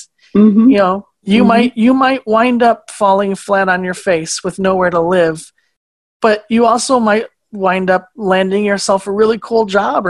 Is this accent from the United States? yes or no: yes; Phoenix, Arizona, United States; moved away as an adult; also born or lived in Louisiana / Iowa; now in Minnesota, United States; I was raised in Phoenix, Arizona, pretty big city